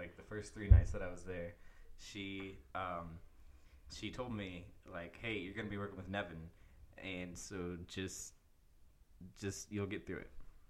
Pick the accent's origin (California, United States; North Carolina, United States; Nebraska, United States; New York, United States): Nebraska, United States; Genoa; I'm from Genoa.